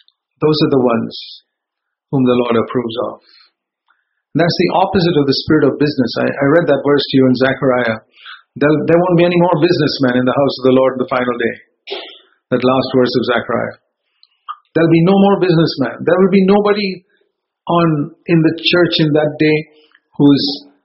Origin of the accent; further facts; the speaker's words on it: Bangalore, Karnataka, India; moved away; back in my hometown in Bangalore